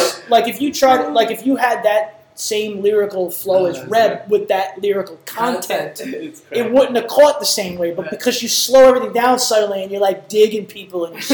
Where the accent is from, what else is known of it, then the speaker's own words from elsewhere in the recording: New York, United States; we're both from New York